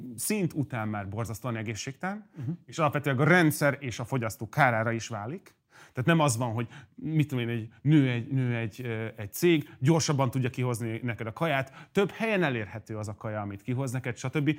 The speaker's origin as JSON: {"language": "Hungarian", "country": "Hungary", "said": "magyar vagyok"}